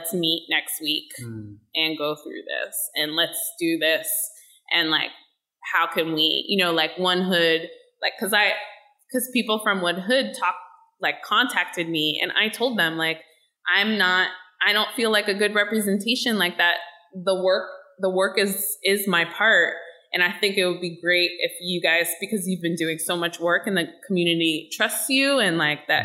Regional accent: Pittsburgh, Pennsylvania, United States; I was born and raised in Pittsburgh and I lived and grew up in the city and I live here now

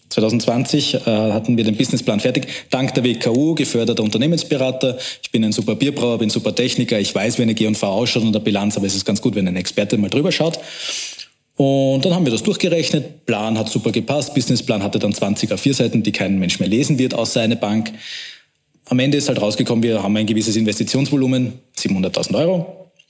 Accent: Vienna, Austria; Wir sehen uns aber als Wiener

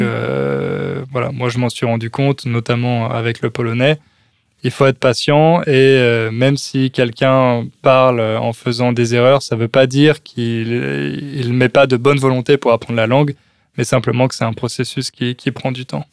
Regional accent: France; accent: French; j'ai toujours euh, mon accent français que je perdrai jamais.

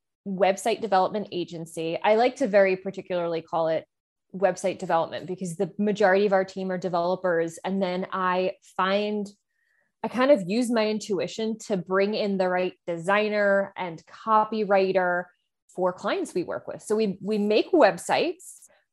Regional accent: New Jersey, United States; I'm, you know, born and raised in New Jersey, though I have been told repeatedly that I do not have a Jersey accent

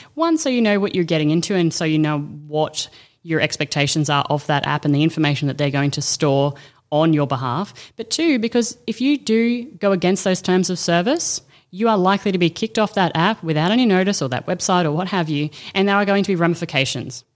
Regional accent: Australia; I'm Aussie

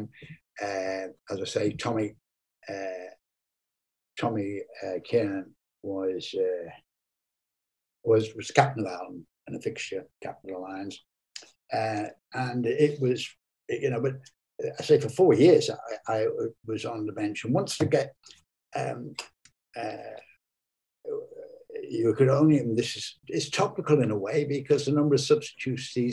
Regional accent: Ireland; also born or lived in England (Lancashire); now in England; I'm Irish born with Irish parents and grandparents. I'm totally Irish.

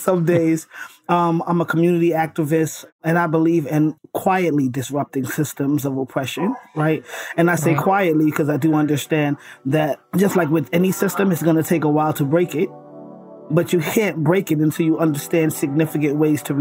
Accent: New York City, New York, United States; born and raised in Brooklyn, New York, raised by my grandma

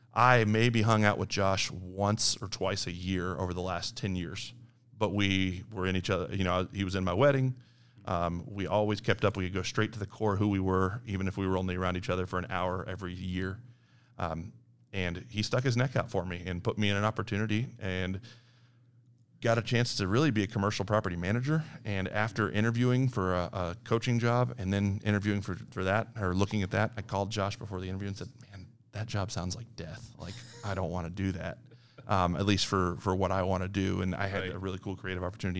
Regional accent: Liberty, United States; I grew up actually here in Liberty. Uh, played at Liberty High School for Pat Hansen

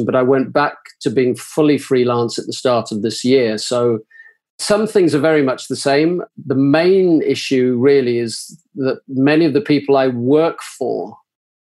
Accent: Zimbabwe; now in Manchester, United Kingdom; I'm originally from Zimbabwe in South Africa, but I have been here for now the past 40 years.

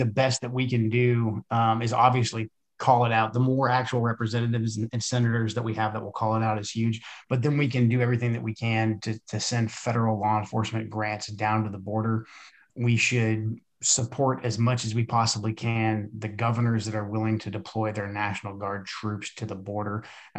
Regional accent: Portland, Oregon, United States; I grew up in Portland.

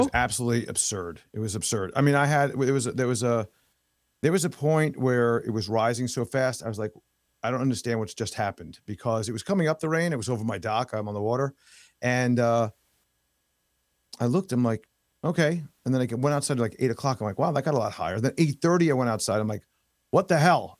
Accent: New York City, New York, United States; moved away as an adult; also born or lived in Long Island, New York; now in Florida, United States; Born and raised in New York. I was born in, um, in, uh, Manhattan

